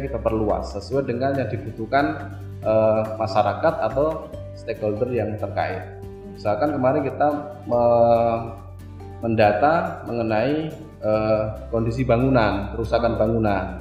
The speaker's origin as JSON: {"language": "Indonesian", "town": "Surakarta", "region": "Central Java", "country": "Indonesia", "tie": "born or raised there", "also_born_or_lived": "Central Sulawesi", "moved": "as an adult", "said": "Saya kan uh, aslinya dari Pulau Jawa, hmm. dari Solo, dari sama dengan kampungnya Pak Presiden Pak Jokowi"}